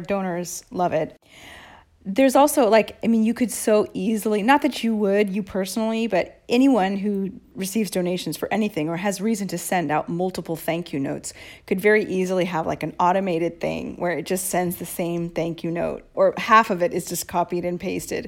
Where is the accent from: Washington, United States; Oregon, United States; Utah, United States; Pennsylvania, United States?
Washington, United States; Seattle; moved away as an adult; also born or lived in Boston; now in Rome, Italy; I moved from Seattle to Boston at eighteen for college. And I never moved back to Seattle